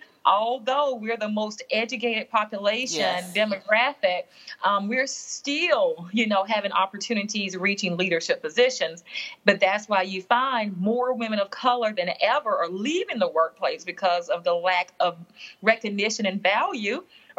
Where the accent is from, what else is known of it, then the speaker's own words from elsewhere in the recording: Southern United States, United States; now in New York City, United States; my gender, my race, even my demographic of being a Southerner. Mm-hmm. You know, I was intimidated when I got to New York City, you know, oh, I've got this accent.